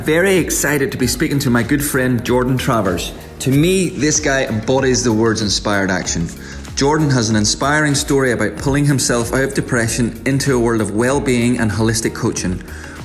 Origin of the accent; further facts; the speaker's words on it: Northern Ireland, United Kingdom; now in Melbourne, Australia; what I'm used to from Northern Ireland